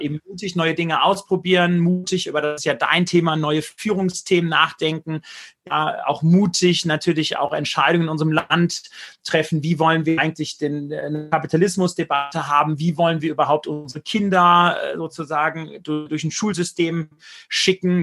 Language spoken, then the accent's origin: German; Germany; als Deutscher, als Europäer